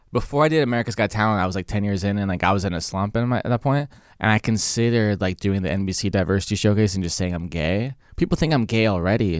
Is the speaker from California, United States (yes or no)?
yes; San Diego, California, United States; I'm from San Diego